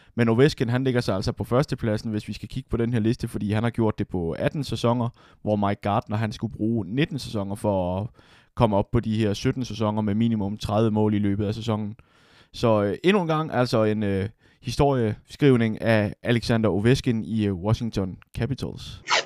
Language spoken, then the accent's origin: Danish; Denmark; som dansker